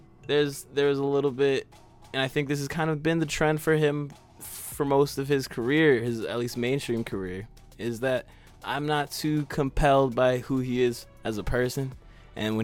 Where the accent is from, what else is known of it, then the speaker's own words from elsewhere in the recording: Massachusetts, United States; I'm from Massachusetts